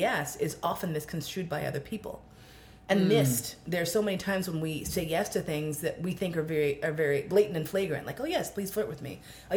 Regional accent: New York City, New York, United States; I grew up in Manhattan

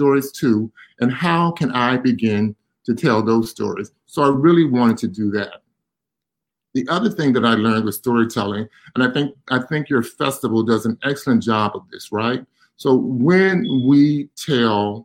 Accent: Virginia, United States; now in Pittsburgh, United States; I grew up in Virginia

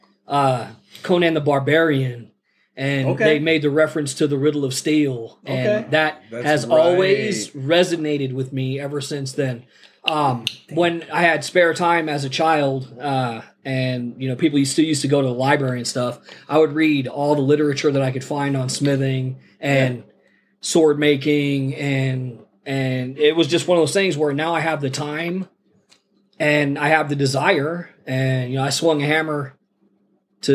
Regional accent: Sacramento, California, United States; moved away as an adult; also born or lived in Laramie, Wyoming; now in Klamath Falls, United States; I was born in Laramie, Wyoming, and then we stayed there for the first 2 years of my life, and then we moved to Sacramento

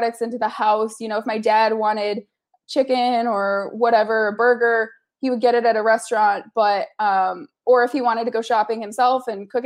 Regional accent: Kalamazoo, Michigan, United States; now in Los Angeles, United States; Growing up in the Midwest, I'm originally from Michigan. Now I live in Los Angeles

